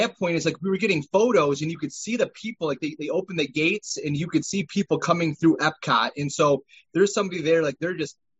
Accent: Midwest, United States; Well, I also, you know, we're all from the Midwest, and so, you know, we have those long winters

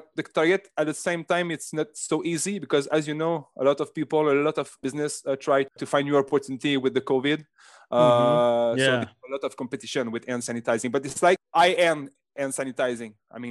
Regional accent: Canada; accent: French Canadian; English is a second language; For example, I'm French Canadian, like you can hear with my big accent.

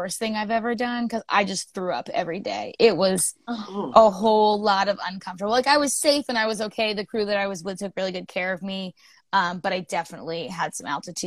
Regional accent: near Cape Cod, eastern Massachusetts, United States; moved away as an adult; now in Vermont, United States; I grew up in eastern Massachusetts, right near Cape Cod. But I've been in Vermont for like 9 years now

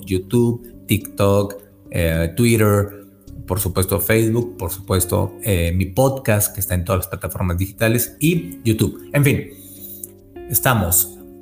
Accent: Monterrey, Nuevo León, Mexico; yo también soy de Monterrey

